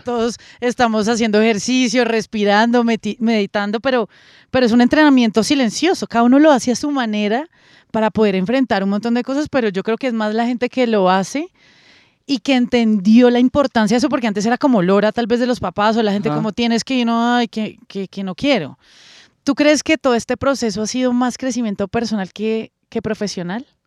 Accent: Colombia; como colombiana y como persona de, de los medios

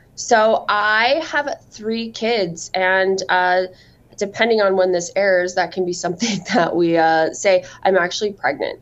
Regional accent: Cedar City, Utah, United States; moved away as an adult; also born or lived in Las Vegas, Nevada / Grand Rapids, Michigan; I am from Utah, but I am from the southern part of the state, a little town called Cedar City.

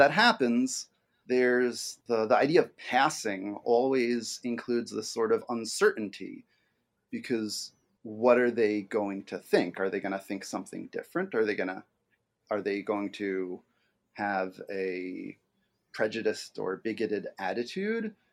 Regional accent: New York City, New York, United States; moved away as an adult; now in Michigan, United States; I grew up in and around New York City, um, but I've lived in Michigan for the last decade or so of my life.

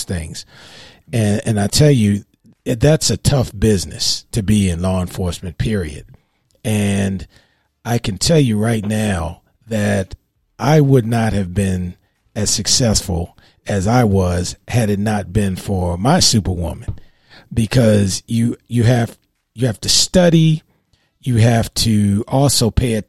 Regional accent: Baltimore, Maryland, United States; I grew up with in Baltimore

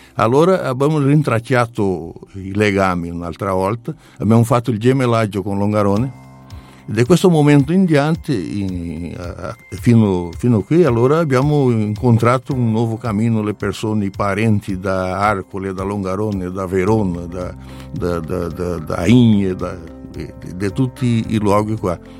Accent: Criciúma, Santa Catarina, Brazil; Italian is a second language; sono di Criciúma, Santa Catarina, Brasile.

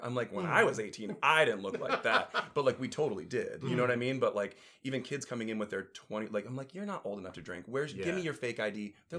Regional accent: Elyria, Ohio, United States; moved away; also born or lived in Chicago; I'm from Cleveland. Oh, lovely. Yeah, Cleveland area. Elyria.

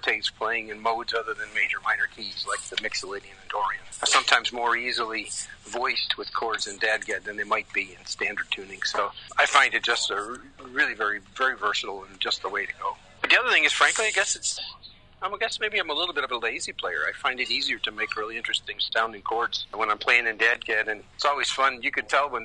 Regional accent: Michigan, United States; moved away as an adult; also born or lived in Ohio; I'm from Michigan originally

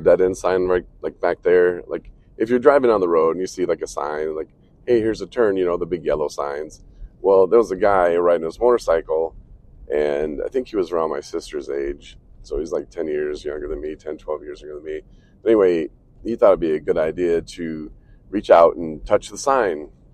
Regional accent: Coloma, Michigan, United States; moved away; we're coming into my hometown of Coloma now

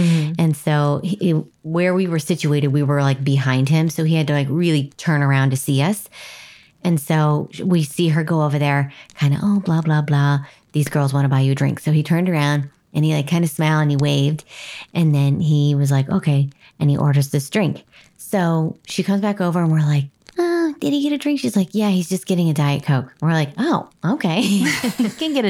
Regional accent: Nebraska, United States; moved away; I was very proud of my home state

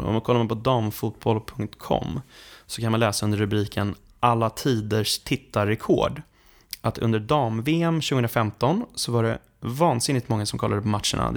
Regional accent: Sweden; vi svenskar

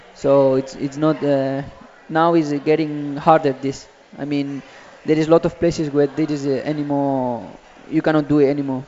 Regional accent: Catalonia, Spain; now in Cincinnati, United States; My hometown

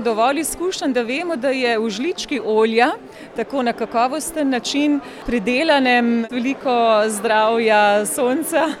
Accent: Slovenia

